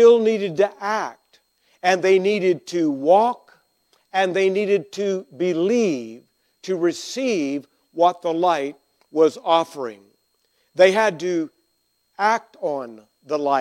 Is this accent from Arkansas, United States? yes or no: yes; Arkansas, United States; I grew up in Arkansas, and we were grammatically ahead